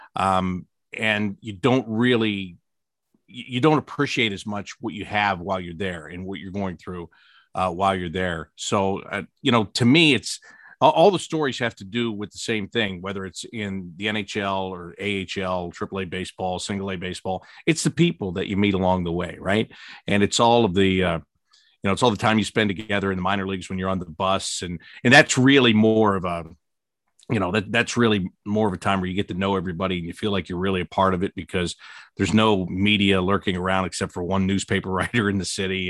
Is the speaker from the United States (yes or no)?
yes; Pittsburgh, Pennsylvania, United States; moved away as an adult; also born or lived in Syracuse; now in Columbus, United States; I was born in Pittsburgh. I grew up outside of Pittsburgh